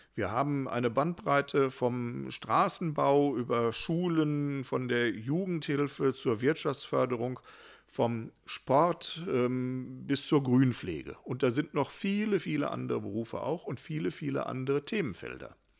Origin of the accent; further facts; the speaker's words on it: Hattingen, North Rhine-Westphalia, Germany; in meiner Heimat- und Geburtsstadt